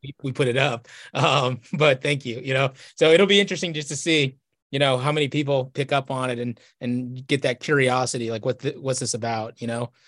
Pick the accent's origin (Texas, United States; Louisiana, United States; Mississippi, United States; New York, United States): Texas, United States; I grew up in Texas in the nineties